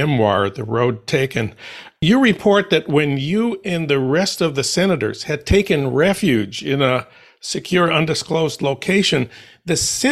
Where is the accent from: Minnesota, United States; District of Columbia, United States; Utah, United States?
Minnesota, United States; St. Paul; now in Los Angeles, United States; my hometown of St. Paul